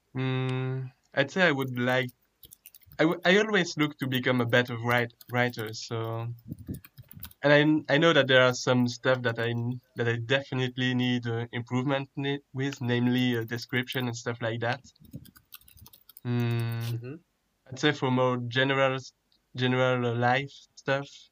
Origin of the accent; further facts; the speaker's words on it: Belgium; I'm from Belgium